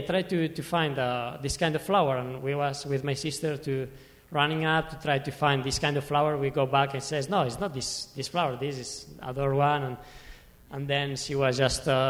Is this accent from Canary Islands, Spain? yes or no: no; Pyrenees, Catalonia, Spain; English is a second language; I was born there. I was born in the Pyrenees.